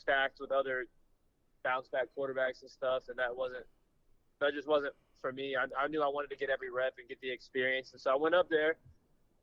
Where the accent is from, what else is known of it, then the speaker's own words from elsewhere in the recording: Flower Mound, Texas, United States; I am born and raised Flower Mound, Texas, outside of Dallas.